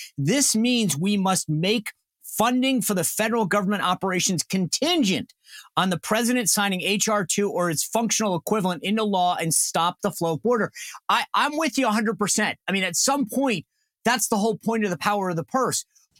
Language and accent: English; Rhode Island, United States; I grew up in Rhode Island. I had a Texas roommate.